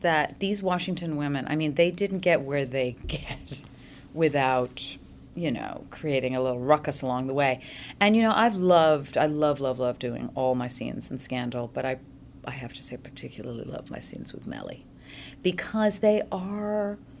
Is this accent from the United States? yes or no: no; Switzerland; born there; English is a second language; Well, I did grow up speaking French a little bit because I was born in French Switzerland.